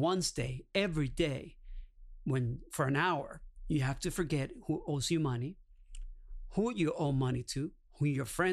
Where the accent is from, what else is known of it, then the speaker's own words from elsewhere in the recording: Caracas, Capital District, Venezuela; moved away; I'm originally from Caracas, Venezuela